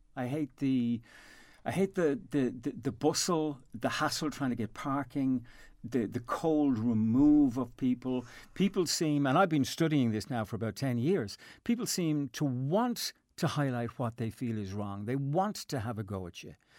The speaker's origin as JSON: {"language": "English", "town": "Dublin", "region": "Leinster", "country": "Ireland", "moved": "as an adult", "lives_now": "Castlepollard, Ireland", "said": "I am from Dublin"}